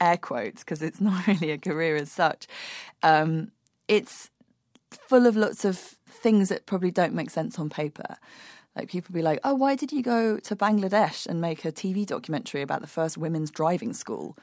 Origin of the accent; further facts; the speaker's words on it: London, United Kingdom; I grew up in London in the early nineteen eighties